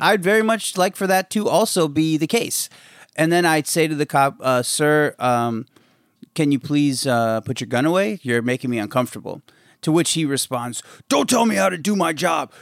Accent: Maryland, United States; I grew up in Maryland

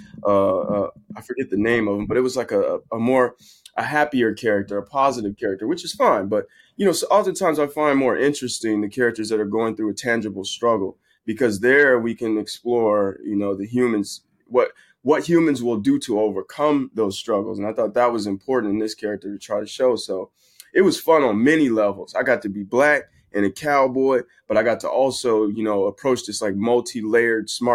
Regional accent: San Bernardino, California, United States; San Bernardino is where I'm from, which is, you know, right near L.A.

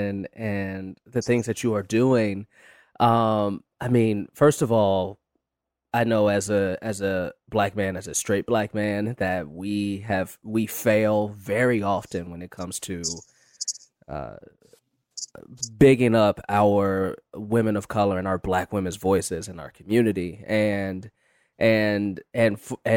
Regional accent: Chicago, Illinois, United States; moved away as an adult; now in Los Angeles, United States; I'm from Chicago and I moved out here to LA about 8 years ago.

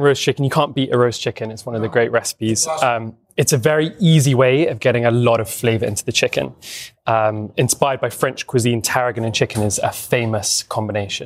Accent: London, United Kingdom; moved away as an adult; now in England; I grew up in London

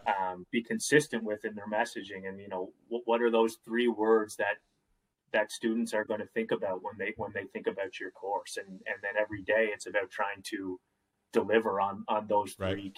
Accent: Nova Scotia, Canada; I'm from Nova Scotia

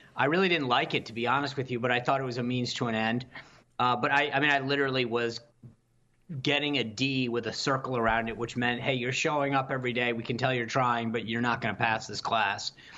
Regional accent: Rhode Island, United States; I grew up in Rhode Island.

